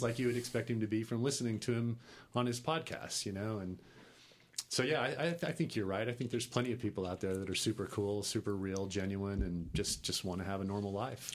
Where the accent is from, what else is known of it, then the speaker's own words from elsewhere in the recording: Texas, United States; also born or lived in New York / Los Angeles; I grew up in Texas